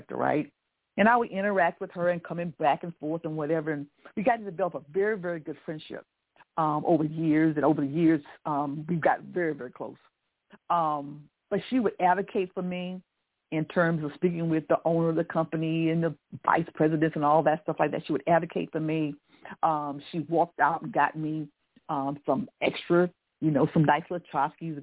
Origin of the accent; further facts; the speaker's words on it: the South, United States; I'm from the South, and so we always said please and thank you, and my parents were pretty strict